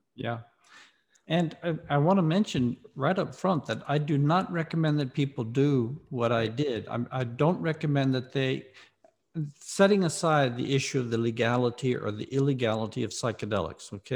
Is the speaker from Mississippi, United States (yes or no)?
yes; Mississippi, United States; moved away as an adult; also born or lived in Ohio; I was raised in the Deep South in Mississippi.